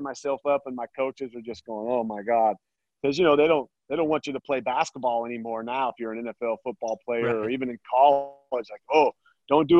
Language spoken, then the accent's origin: English; Sawtooth, Idaho, United States; We grew up in the Sawtooth